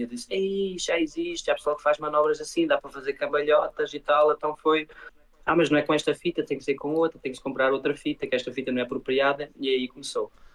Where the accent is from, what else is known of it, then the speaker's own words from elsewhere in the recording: Luxembourg; also born or lived in Portugal; sou português e uh, vivo no Luxemburgo, nasci aqui e fiz a minha vida aqui